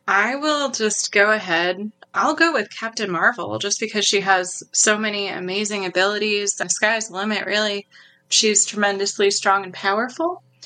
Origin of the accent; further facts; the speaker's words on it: New York, United States; moved away; I'm from New York originally, so I've definitely been through some cold winters